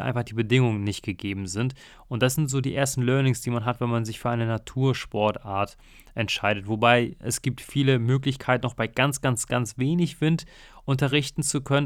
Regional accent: North Sea, North Sea coast, Germany; ich bin ja in der Nordsee aufgewachsen

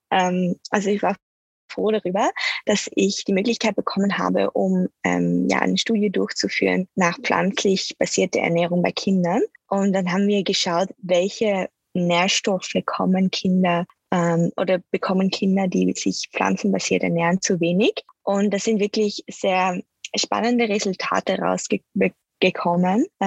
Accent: Netherlands; German is a second language; also born or lived in Austria / Switzerland; und ich komme aus Holland, äh, aber wie ihr schon hören könnt, spreche ich auch Deutsch. Und äh, ja, also mein Hintergrund liegt eher in Österreich und in der Schweiz. Ich bin dort aufgewachsen als Kind

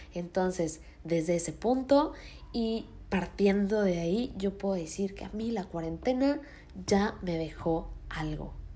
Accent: Mexico City, Mexico; moved away as an adult; yo soy de Ciudad de México y ahorita no estoy viviendo ahí. Estoy viviendo en otro estado

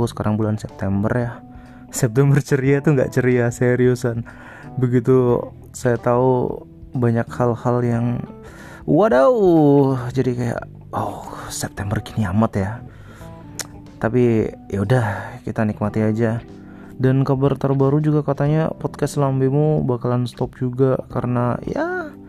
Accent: Sumbawa, West Nusa Tenggara, Indonesia; jadi di kotaku di Sumbawa tuh heboh banget tuh al covid

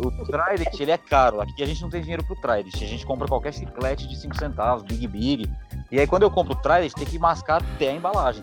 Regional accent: Guarulhos, São Paulo, Brazil; eu sou de Guarulhos

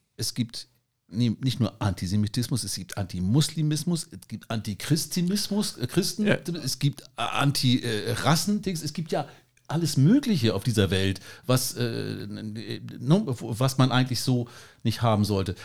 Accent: Germany; für uns vielleicht als Deutsche

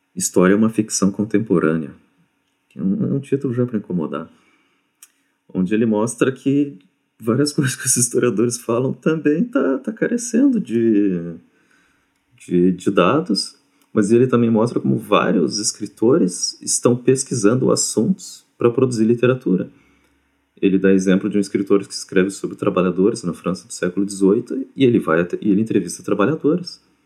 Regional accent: Brazil; eu sou brasileiro

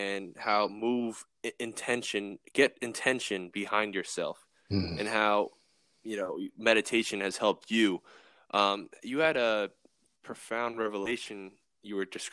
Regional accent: Massachusetts, United States; now in Florida, United States; I'm from Massachusetts

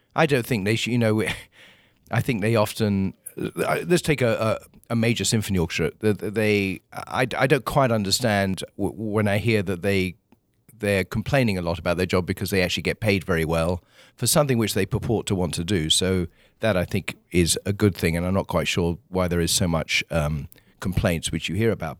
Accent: Kingswood, South East England, United Kingdom; moved away as an adult; now in United States; where I grew up, a small town called Kingswood, uh, is still just out of London

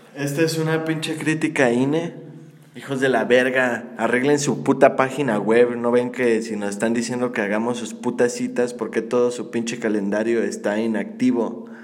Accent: Mexico; somos de México

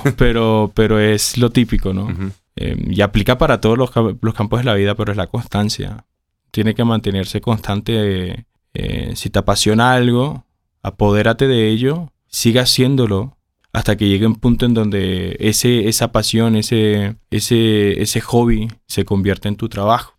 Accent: Colombia; yo crecí con los acá en Colombia

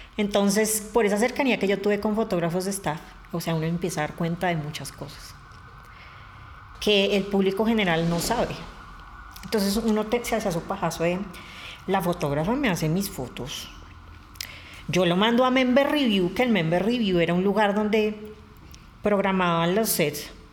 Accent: Bogotá, Colombia; yo soy bogotana de nacimiento

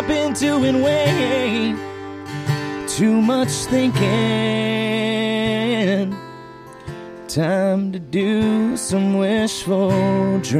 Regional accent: Florida, United States; I'm from Florida

